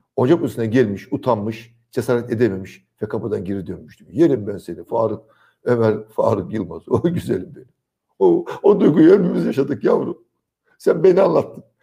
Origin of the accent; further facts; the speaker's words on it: Trabzon, Turkey; Trabzon'da geçen çocukluk yıllarımda